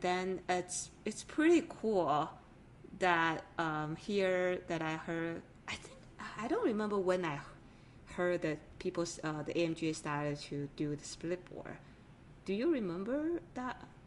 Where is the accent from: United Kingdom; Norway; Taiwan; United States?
Taiwan; moved away; I grew up in an island from Taiwan originally.